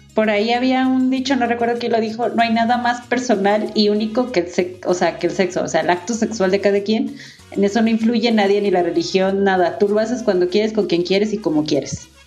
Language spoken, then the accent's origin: Spanish; Guadalajara, Jalisco, Mexico; soy de Guadalajara